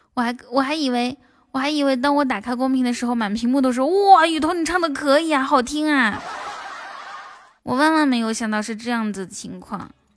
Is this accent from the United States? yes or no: no; Inner Mongolia, China; also born or lived in Shanghai; 我是内蒙古人